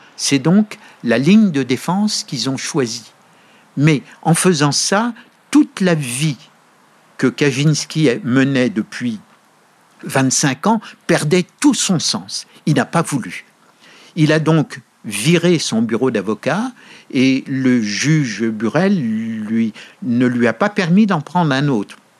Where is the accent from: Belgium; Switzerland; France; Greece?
France; moved away as an adult; also born or lived in Montreal, Canada; now in United States; je suis français.